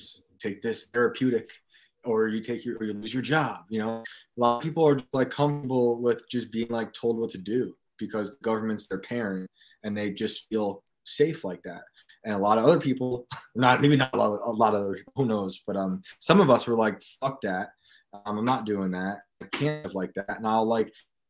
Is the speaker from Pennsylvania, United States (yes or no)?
no; New York, United States; in my town where I grew up in New York.